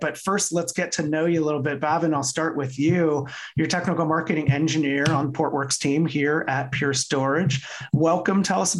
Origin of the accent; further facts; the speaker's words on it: Poughkeepsie, New York, United States; I was born in Poughkeepsie in the early 70s. My dad's did 35 or 37 years at IBM.